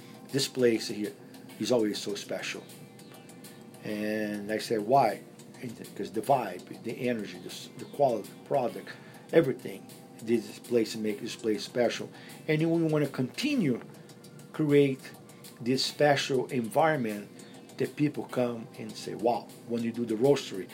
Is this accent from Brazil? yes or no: yes; Brazil; now in Las Vegas, United States; I am a Brazilian as well